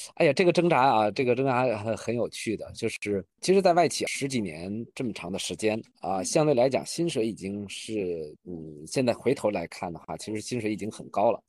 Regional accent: Beijing, China; also born or lived in Europe / Shanghai; 土生土长的北京人。然后目前的话，工作和生活都在北京

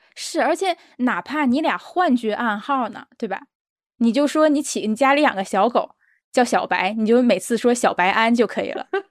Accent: China; 我们中国人

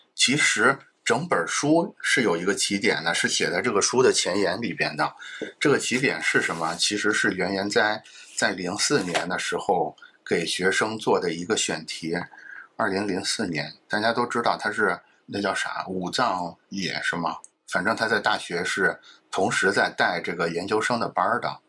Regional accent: China; 其实我们中国人是很熟悉类似这种氛围的

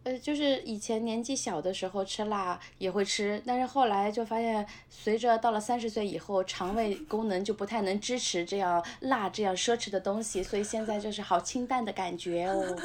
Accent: Nanjing, Jiangsu, China; moved away; 对，我们家现在是全国有名的高风险地区，就是著名的我们的路口国际机场周边的 ，呃，市，市郊的地方，城南市郊的路口机场附近

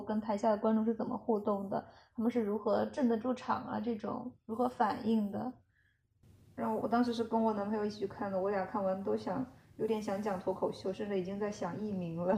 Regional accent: China; moved away; 我就说来自中国

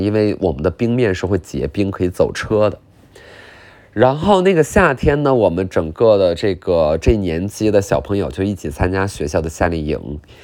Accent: Qiqihar, Heilongjiang, China; 我是骑哈尔人

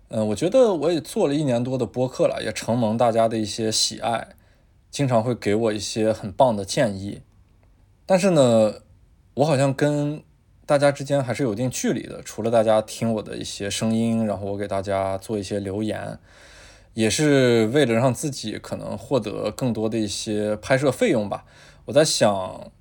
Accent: Taiyuan, Shanxi, China; 然而太原，我这个家乡的实体，它是永远牵着我的那根弦

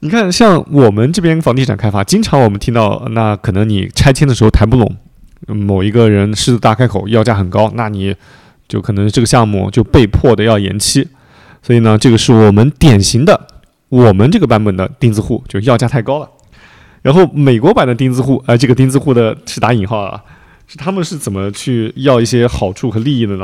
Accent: a small city in Anhui, China; moved away; 因为我是那个安徽一个小城市的长大的嘛

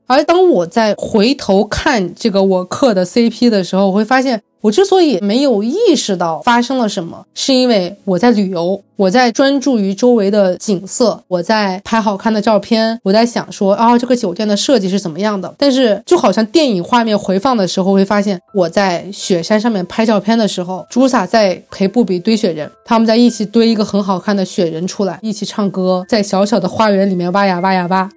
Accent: Guangdong, China; 我们广东人

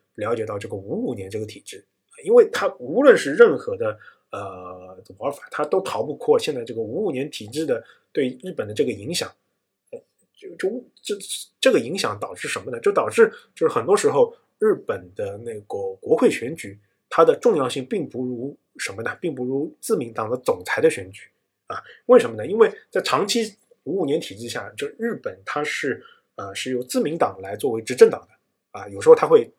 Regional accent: China; 作为我们中国人嘛

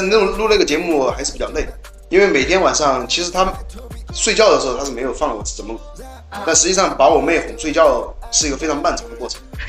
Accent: China; 我作作为一个中国人嘛，我觉得上央视绝对是至高荣耀

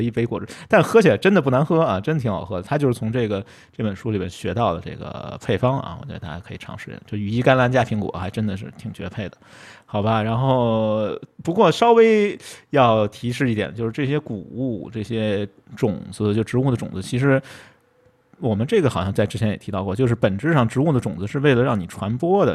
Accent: Beijing, China; 就是我们北京人说的柿子椒

